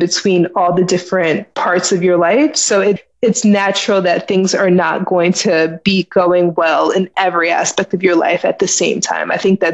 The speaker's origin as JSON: {"language": "English", "town": "Philadelphia", "region": "Pennsylvania", "country": "United States", "tie": "born or raised there", "also_born_or_lived": "Delaware", "moved": "as an adult", "lives_now": "Los Angeles, United States", "said": "I'm from Philly. I was born in Pennsylvania, raised between Philly and Delaware"}